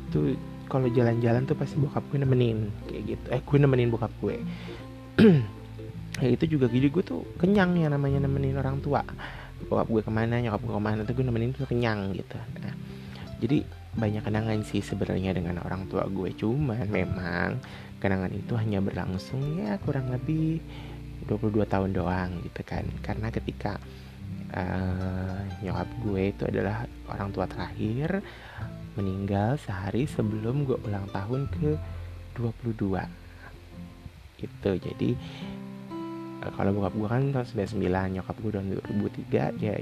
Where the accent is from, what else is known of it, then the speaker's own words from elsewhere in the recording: Java, Indonesia; gue tuh bilang bokap gue adalah bapak gitu karena gue orang Jawa